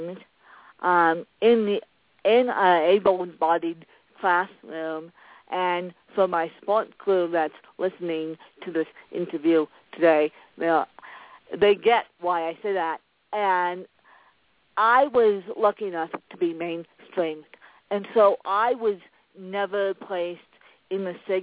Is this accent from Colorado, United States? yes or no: yes; Aspen, Colorado, United States; I was born in Aspen, Colorado